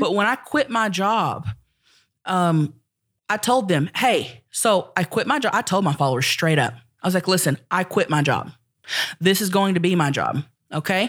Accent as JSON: {"language": "English", "town": "Thackerville", "region": "Oklahoma", "country": "United States", "tie": "born or raised there", "said": "I'm from Thackerville, Oklahoma."}